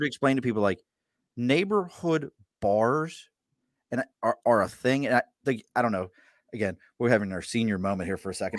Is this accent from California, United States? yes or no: no; Baltimore, Maryland, United States; moved away as an adult; now in Albany, United States; I grew up in Baltimore.